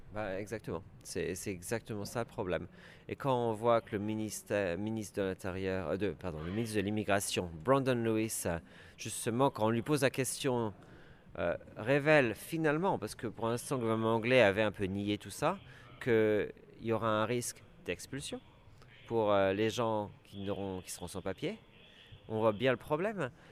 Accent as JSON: {"language": "French", "country": "France", "also_born_or_lived": "London, United Kingdom / Scotland", "moved": "as an adult", "lives_now": "United Kingdom", "said": "je suis un Français euh, qui a quitté euh, le pays euh, en 1995 pour s'installer au Royaume-Uni"}